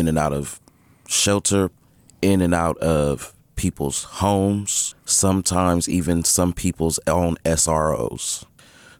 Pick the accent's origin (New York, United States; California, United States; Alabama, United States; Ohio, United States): California, United States; San Francisco; I'm also born and raised in San Francisco.